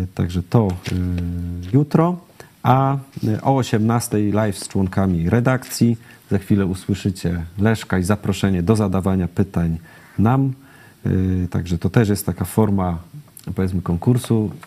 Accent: Silesian Voivodeship, Poland; wychowałem się na Śląsku

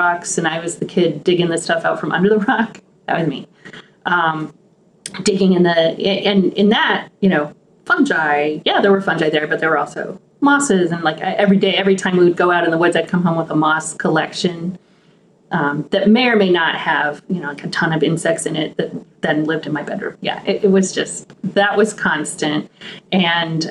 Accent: Helena, Montana, United States; I grew up in Montana on the eastern slopes of the Rockies in the capital city of Montana.

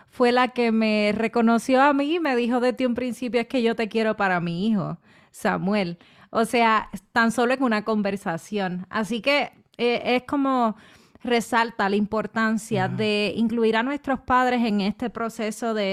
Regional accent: Puerto Rico; si soy boricua y soy mujer, tiene que ser la, mejor mitad de yo

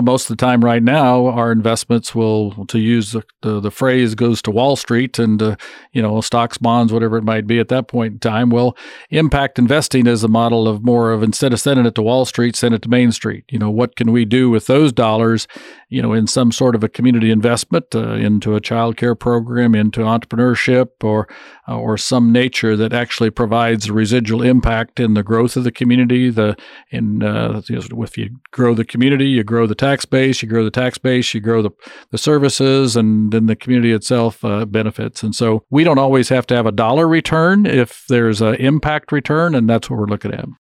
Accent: Woodbine, Kansas, United States; now in Manhattan, Kansas, United States; my hometown of Woodbine

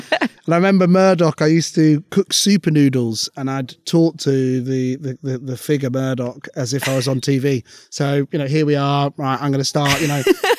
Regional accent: United Arab Emirates; now in United Kingdom; But growing up in the Middle East, it was very different. We used to live, you know, with UAE nationals.

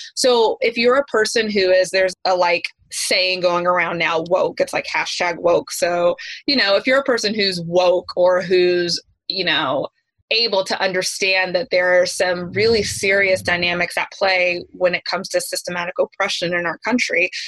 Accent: East Tennessee, United States; I grew up in East Tennessee

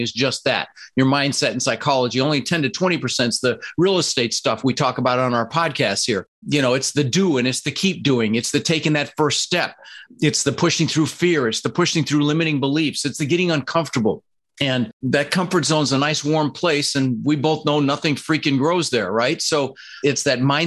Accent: Denver, Colorado, United States; English is a second language; also born or lived in Netherlands; I immigrated to this country from the Netherlands, you know, wooden shoes, windmills, Holland. I was 6 years old with my brother Albert, my mother's Vantje, and we ended up in Denver, Colorado

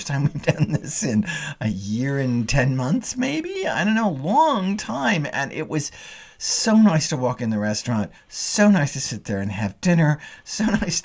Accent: the South, United States; as a Southerner

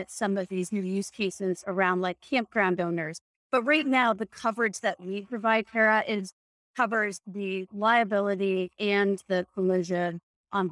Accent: Canada; I remember growing up in Canada

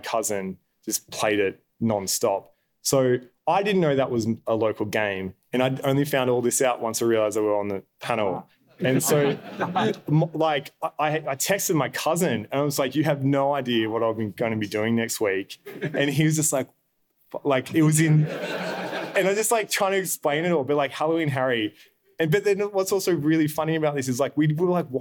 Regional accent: Albury-Wodonga, Australia; moved away; I'm originally from Albury Wodonga, just on the border of New South and Victoria.

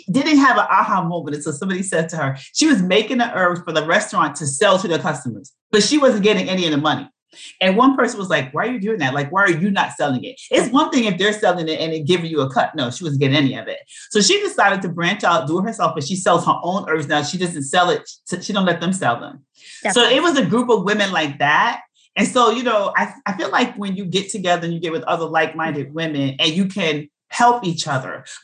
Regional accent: New York City, New York, United States; I'm from Brooklyn.

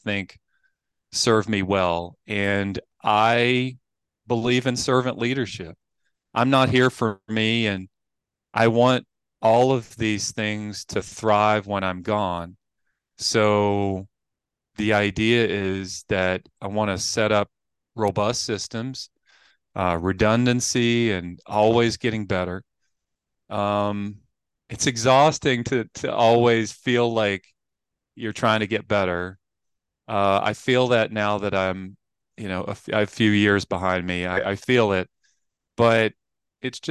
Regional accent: Appalachian Mountains, United States; I grew up in the Appalachian Mountains

